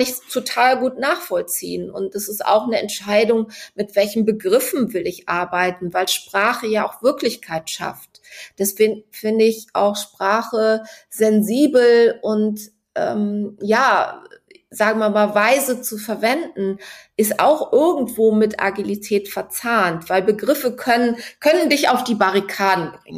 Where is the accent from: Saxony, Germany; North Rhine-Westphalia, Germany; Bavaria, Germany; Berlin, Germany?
North Rhine-Westphalia, Germany; Cologne; now in Hamburg, Germany; bin eine gebürtige Kölnerin